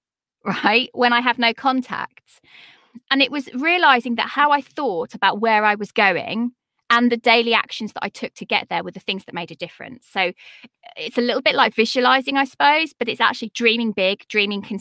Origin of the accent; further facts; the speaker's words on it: United Kingdom; I'm a British woman with three children at home